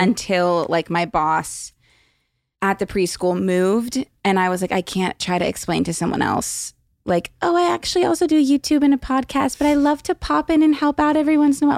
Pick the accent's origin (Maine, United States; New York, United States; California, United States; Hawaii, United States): California, United States; Los Angeles; I was born here